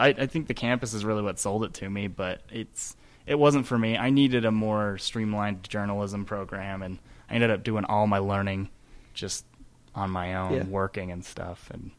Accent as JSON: {"language": "English", "town": "Taylorsville", "region": "Utah", "country": "United States", "tie": "born or raised there", "said": "See, I tell people I grew up in Murray because technically I did grow up in Taylorsville."}